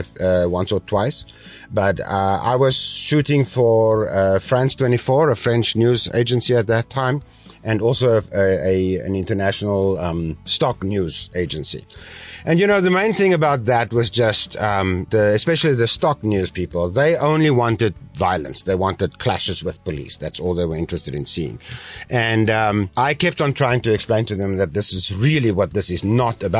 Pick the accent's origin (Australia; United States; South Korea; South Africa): South Africa; now in Taiwan; I come from South Africa